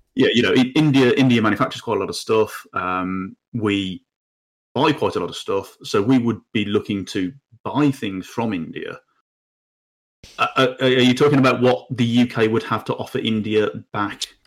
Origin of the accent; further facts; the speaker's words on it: United Kingdom; we as the British people or as, as the U K